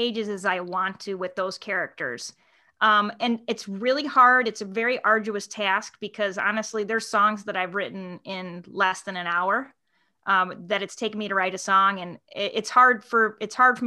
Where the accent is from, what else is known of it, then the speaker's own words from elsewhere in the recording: Chicago, Illinois, United States; I'm from Chicago